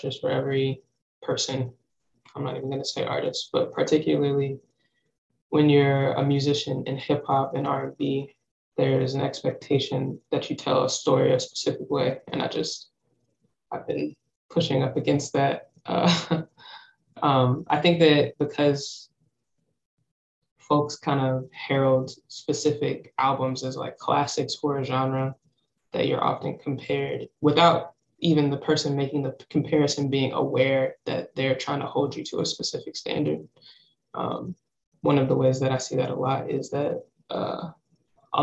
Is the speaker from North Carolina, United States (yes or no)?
yes; Charlotte, North Carolina, United States; also born or lived in Philadelphia, Pennsylvania; now in Brooklyn, United States; I was born in Charlotte